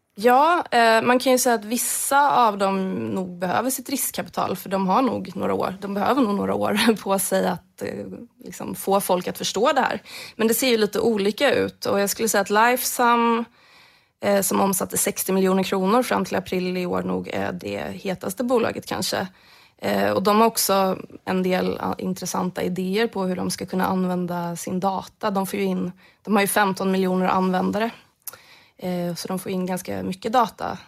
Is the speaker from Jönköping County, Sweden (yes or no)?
yes; Jönköping County, Sweden; Där jag kommer ifrån